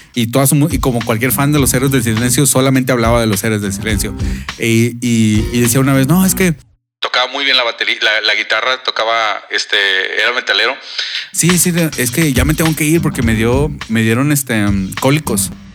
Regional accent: Monterrey, Nuevo León, Mexico; moved away as an adult; ¿de dónde les digo? Monterrey

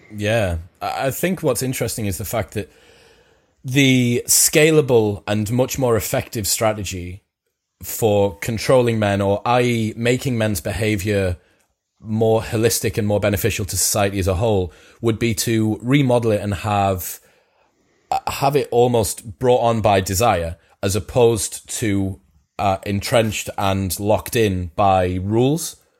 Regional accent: United Kingdom; I'm British

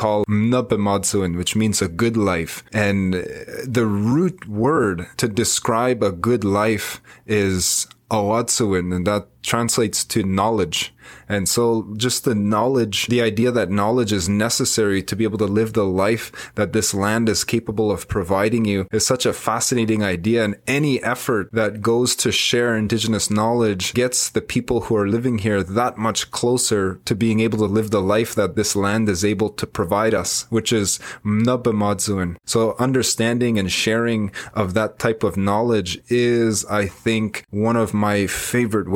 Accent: Wikwemikong, Ontario, Canada; I'm from Wiquemkong on Manitoulin Island. That's where I was born and raised

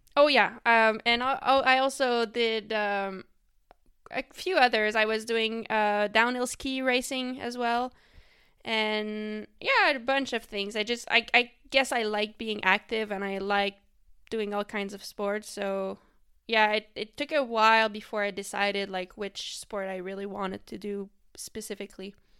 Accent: Quebec, Canada; first language French; English is a second language; I raced mostly in the province of Quebec, which is where I'm from. Um, and that's, like, the French-speaking part of Canada. So, my first language is actually French

